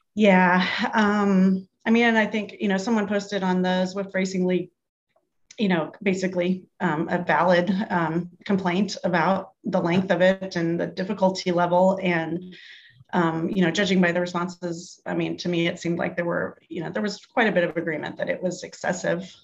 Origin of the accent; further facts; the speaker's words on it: United States; I'm such an American